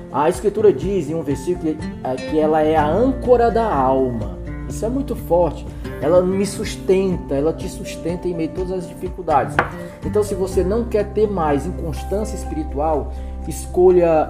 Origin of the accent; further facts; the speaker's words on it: Ceará, Brazil; Aqui no Nordeste, nós somos aqui do Ceará